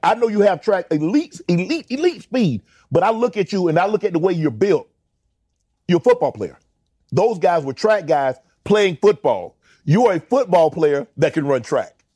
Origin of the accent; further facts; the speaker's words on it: Georgia, United States; I'm from Georgia